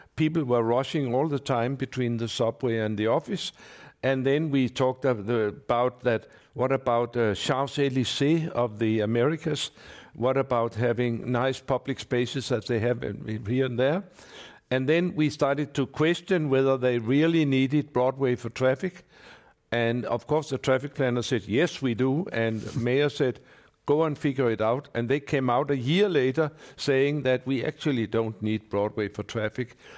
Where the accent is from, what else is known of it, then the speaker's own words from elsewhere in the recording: Copenhagen, Capital Region of Denmark, Denmark; I come from Copenhagen